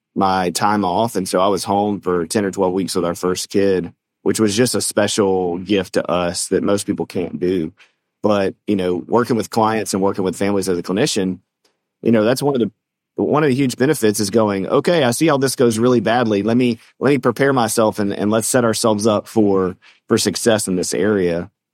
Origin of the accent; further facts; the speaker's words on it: the South, United States; we're from the South